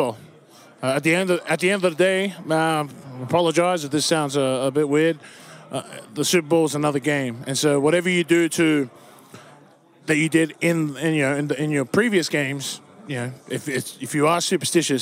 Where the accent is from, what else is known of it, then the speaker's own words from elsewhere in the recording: Australia; now in United States; I'm just an Aussie